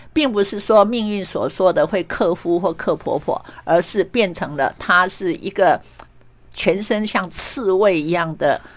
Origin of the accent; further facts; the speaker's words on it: Meishan Township, Chiayi County, Taiwan; 我觉得像我出生在乡下，然后也成长在乡下